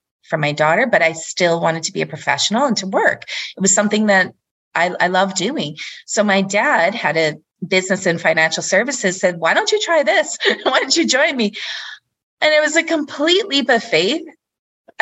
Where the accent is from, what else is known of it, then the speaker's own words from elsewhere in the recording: Canada; moved away as an adult; also born or lived in Denmark; we came back to Canada, it was to find more opportunity, just to come back closer to my family as well